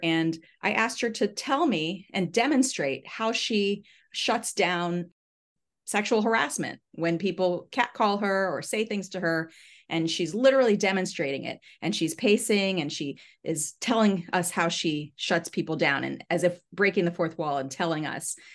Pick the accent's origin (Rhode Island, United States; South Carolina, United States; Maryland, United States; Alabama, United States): Maryland, United States; Southern; I grew up in Southern Maryland.